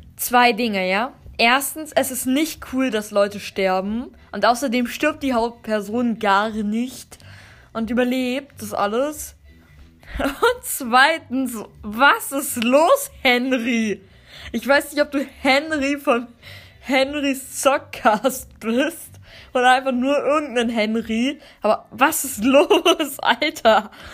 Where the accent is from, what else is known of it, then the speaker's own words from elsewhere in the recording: Germany; ich komme fest eigentlich aus Deutschland, aber ich habe ein paar Vorfahren, die kommen aus Russland